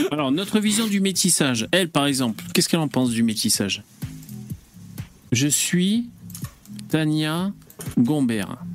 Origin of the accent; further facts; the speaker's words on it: Pays de la Loire, France; also born or lived in Madagascar / Paris; je suis né à Madagascar, j'ai grandi dans de nombreux villages français, dont particulièrement en Sarthe. J'ai vécu de nombreuses années à Paris.